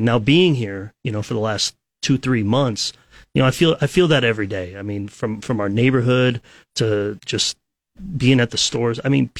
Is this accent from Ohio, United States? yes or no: yes; Columbus, Ohio, United States; moved away as an adult; also born or lived in Bowling Green, Ohio; now in Lincoln, United States; I'm originally from Columbus, Ohio.